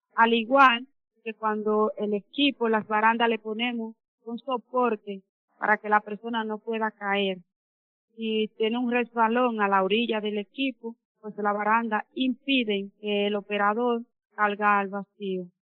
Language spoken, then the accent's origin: Spanish; Piedra Blanca, Monseñor Nouel, Dominican Republic; soy de Pira Blanca, Monseñor Noel